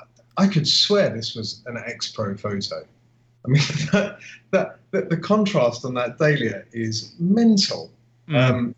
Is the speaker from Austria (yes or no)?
yes; Austria; English is a second language; I'm from Austria, mate.